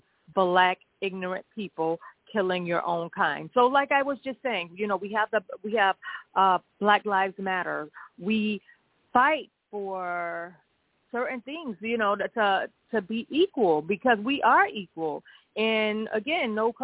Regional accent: United States; I am American. My parents are from Mississippi.

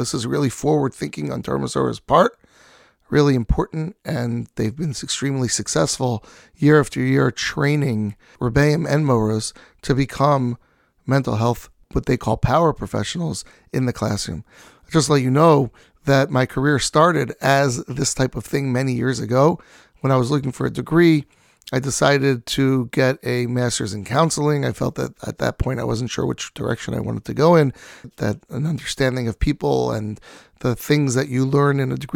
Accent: New York City, New York, United States; Grew up in Staten Island, New York.

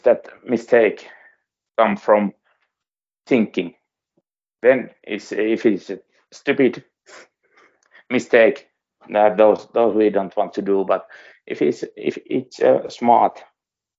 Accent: Suomussalmi, Kainuu, Finland; English is a second language; I come from Suomussalmi. It's near Sotkamo and in the east. So when I was a little boy, I went to see Sotkamo Jymy games

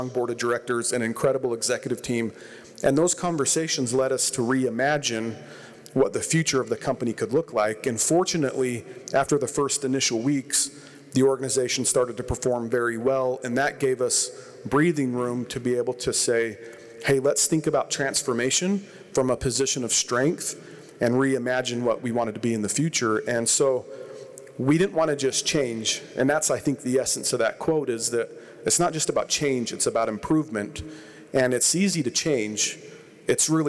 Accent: Huntsville, Utah, United States; also born or lived in California; I grew up in California till I was 10 years old, and then our family moved to northern Utah. We moved around a bit, but ended up in the Ogden Valley, grew up in Huntsville, which I still call home

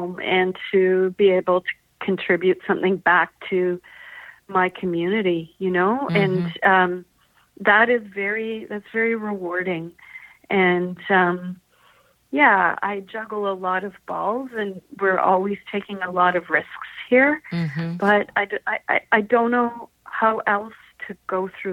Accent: Vancouver, British Columbia, Canada; moved away as an adult; also born or lived in Edmonton; I'm actually originally from Vancouver, but I had moved away for 20 years and I came back in 2004

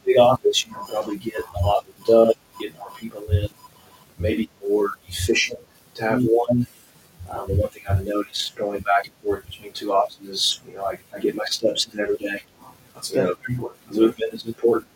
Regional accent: Arkansas, United States; I'm from Arkansas

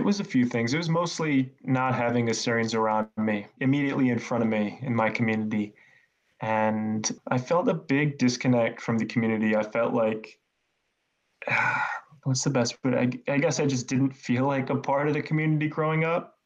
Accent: Northeast Indiana, United States; moved away; I was born in Indiana and I moved around a little bit growing up. Uh, but for the most part, I was raised in Northeast Indiana in a more rural area.

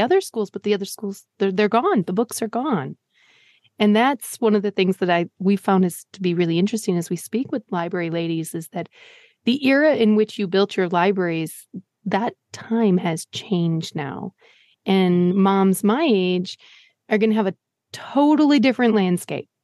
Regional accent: Green Bay, Wisconsin, United States; I'm from Green Bay.

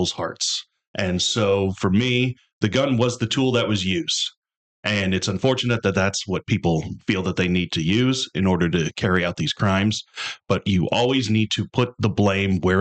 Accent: St. Louis, Missouri, United States; also born or lived in St. Charles, Missouri; I'm a small business owner, a lifelong Missourian. I was born and raised in the St. Louis area, moved out to St. Charles

